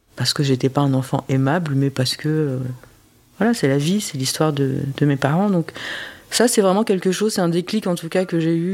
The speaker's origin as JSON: {"language": "French", "country": "France", "tie": "born or raised there", "also_born_or_lived": "South Korea", "said": "moi j'ai grandi euh, en France, je parle pas le coréen"}